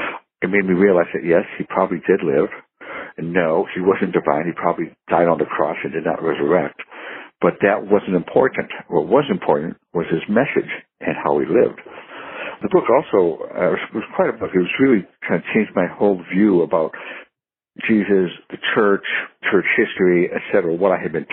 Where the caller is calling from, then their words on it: San Francisco, California, United States; I'm calling from San Francisco.